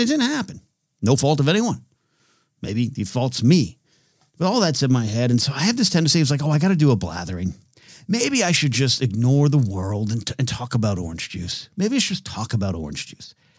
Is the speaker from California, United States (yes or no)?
yes; California, United States; in my hometown.